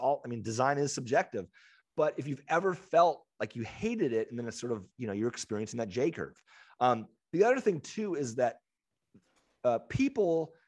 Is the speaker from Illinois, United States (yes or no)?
no; San Diego, California, United States; know, as San Diegans, Swinging Friar is like, so good.